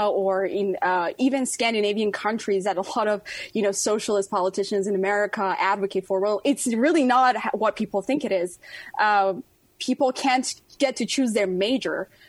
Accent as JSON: {"language": "English", "country": "Iran", "moved": "yes", "lives_now": "United States", "said": "my home country, Iran."}